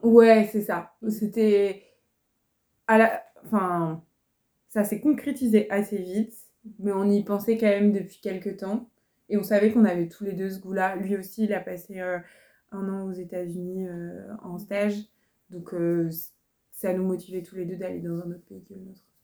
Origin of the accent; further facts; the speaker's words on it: France; moved away as an adult; now in Quebec, Canada; je suis française, j'ai fait mes études en France, c'est tout ça que je connais